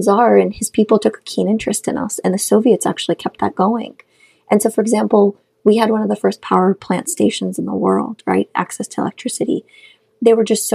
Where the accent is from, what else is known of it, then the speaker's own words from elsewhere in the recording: Khorog, Gorno-Badakhshan, Tajikistan; first language Shughni; English is a second language; moved away; I grew up in Kharag, or Korog, which is the capital of Badakhshan, the Pamir part, the mountainous part of Tajikistan